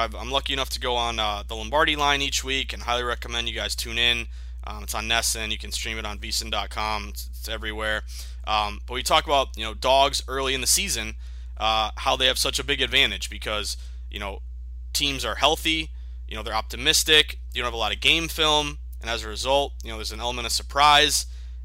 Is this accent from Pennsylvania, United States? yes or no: no; the Berkshires, Western Massachusetts, United States; also born or lived in Vermont / Boston; I'm from Massachusetts. I was born in the Berkshires of Western Massachusetts.